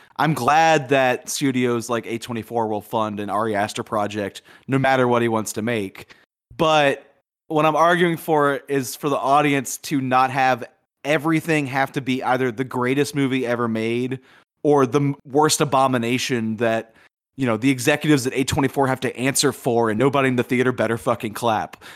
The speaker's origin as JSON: {"language": "English", "region": "Louisiana", "country": "United States", "tie": "born or raised there", "said": "growing up in Louisiana in the eighties"}